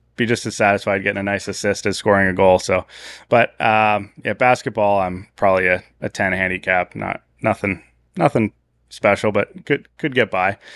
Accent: Canada; moved away; growing up in Canada

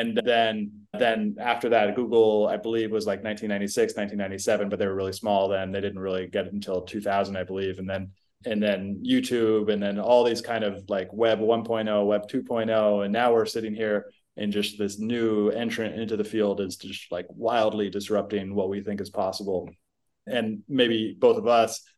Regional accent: Silicon Valley, California, United States; I grew up in Silicon Valley.

